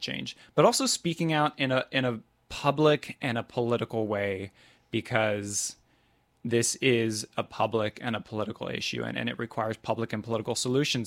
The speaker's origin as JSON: {"language": "English", "town": "Topeka", "region": "Kansas", "country": "United States", "tie": "born or raised there", "said": "I grew up in Topeka, Kansas at a Southern Baptist church"}